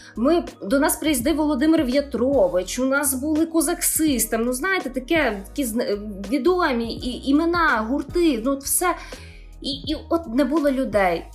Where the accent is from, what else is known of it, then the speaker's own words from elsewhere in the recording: Boyarka, Kyiv Oblast, Ukraine; люди з мого рідного міста